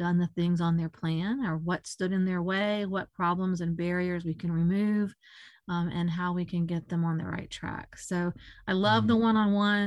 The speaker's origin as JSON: {"language": "English", "region": "Florida", "country": "United States", "tie": "born or raised there", "also_born_or_lived": "Mississippi", "said": "I was born in Mississippi. We moved to Florida when I was young"}